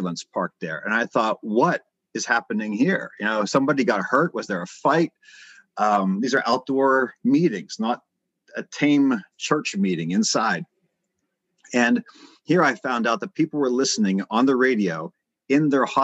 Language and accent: English; United States; I'm from America